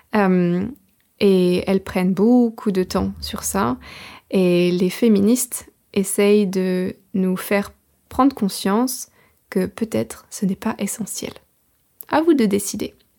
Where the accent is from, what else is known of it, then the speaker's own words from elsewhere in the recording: France; now in England, United Kingdom; Je suis française, j'habite en Angleterre